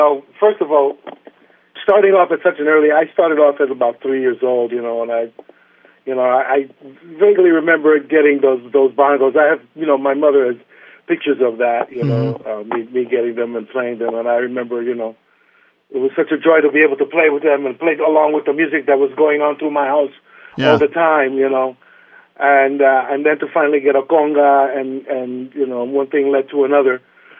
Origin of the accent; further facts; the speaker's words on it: New York, United States; growing up in New York, and it was a playground for me.